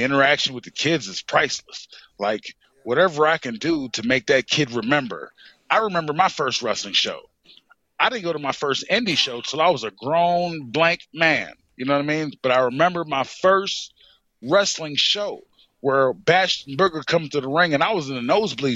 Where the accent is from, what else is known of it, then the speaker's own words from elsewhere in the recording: New York, United States; also born or lived in Fayetteville, North Carolina; now in North Carolina, United States; I grew up in New York, and that's where I was raised until I come down here at a certain time